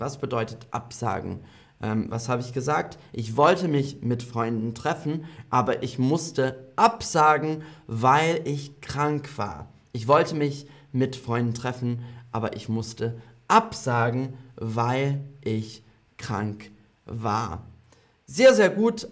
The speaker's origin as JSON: {"language": "German", "region": "London", "country": "United Kingdom", "tie": "born or raised there", "second_language": "German", "moved": "yes", "lives_now": "Berlin, Germany", "said": "London ist meine Heimatstadt"}